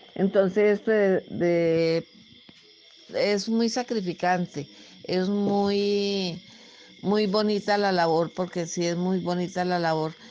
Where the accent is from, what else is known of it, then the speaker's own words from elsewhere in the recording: Anzoátegui, Tolima, Colombia; also born or lived in Venadillo, Tolima; Me regresé a vivir a mi tierra natal, Santa Rita, del municipio de Anzuate y Tolima